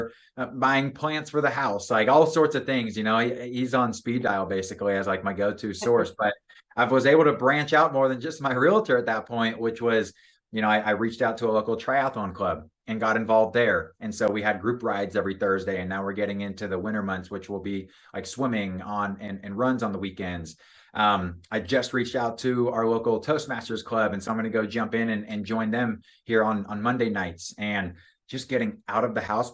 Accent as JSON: {"language": "English", "town": "Seattle", "region": "Washington", "country": "United States", "moved": "as an adult", "lives_now": "Corvallis, United States", "said": "my now fiance and I, we are both from the Seattle area"}